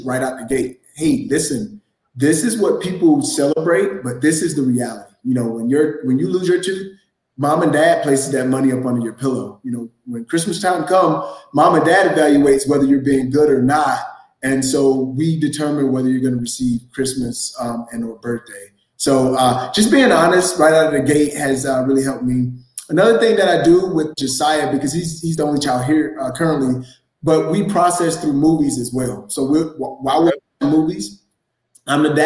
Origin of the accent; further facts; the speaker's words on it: Valdosta, Georgia, United States; moved away; I'm originally from Valdosta, Georgia